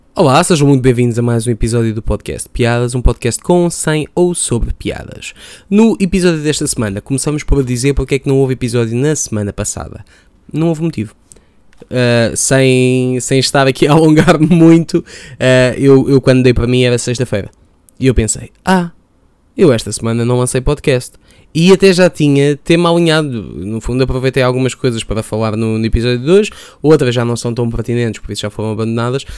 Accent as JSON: {"language": "Portuguese", "region": "Lisbon", "country": "Portugal", "said": "de onde é que eu vim? Vim de Chelas"}